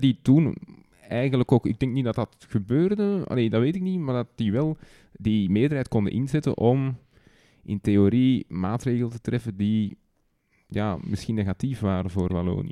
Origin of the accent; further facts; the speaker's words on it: Antwerp, Flanders, Belgium; Bij ons in Antwerpen heb je districten